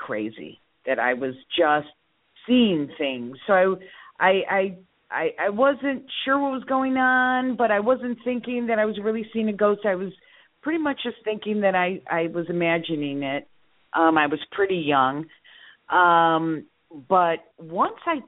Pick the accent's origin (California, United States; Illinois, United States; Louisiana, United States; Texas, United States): Illinois, United States; Skokie; also born or lived in Chicago / Morton Grove / Lake Zurich; I grew up in Skokie and then Morton Grove.